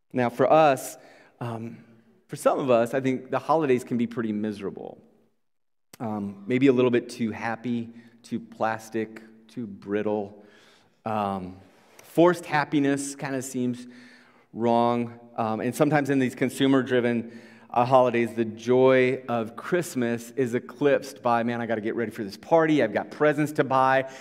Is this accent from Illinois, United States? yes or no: no; Iowa, United States; moved away; we come from Iowa.